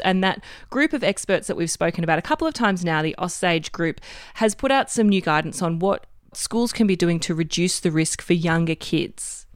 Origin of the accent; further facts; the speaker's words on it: Queensland, Australia; my home state of Queensland